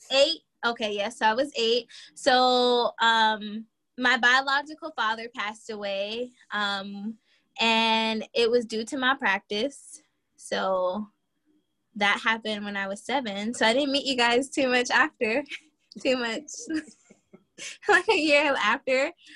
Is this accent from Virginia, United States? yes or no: yes; Virginia, United States; now in Charlotte, United States; I am originally from Virginia and I'm currently living in Charlotte, North Carolina